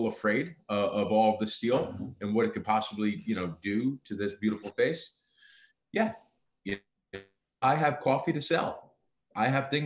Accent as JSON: {"language": "English", "country": "United States", "tie": "born or raised there", "said": "being American born"}